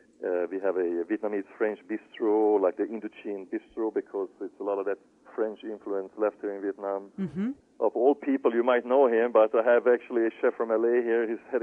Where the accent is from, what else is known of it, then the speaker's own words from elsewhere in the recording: Sweden; you for sure will have some some hard bread and a few herrings on a buffet, you know, just because, that simple reason I'm from Sweden.